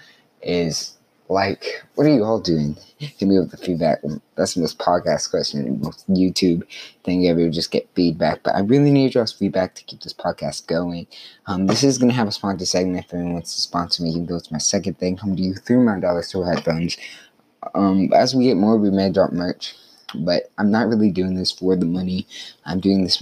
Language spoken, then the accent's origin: English; Carthage, Texas, United States; my hometown restaurant, it's Main Street Cafe.